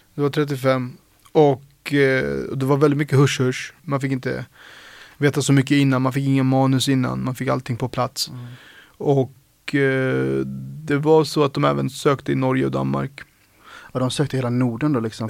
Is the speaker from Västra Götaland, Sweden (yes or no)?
no; Sollentuna, Stockholm County, Sweden; är uppvuxen på Sollentuna, eh, norr om Stockholm